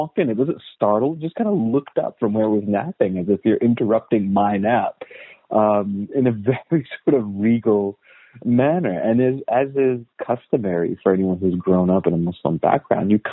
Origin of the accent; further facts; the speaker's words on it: United States; I was born and raised in the United States. My family is all Afghan.